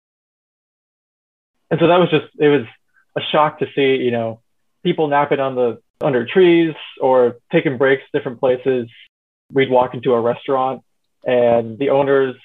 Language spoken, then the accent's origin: English; United States; also born or lived in China; As an American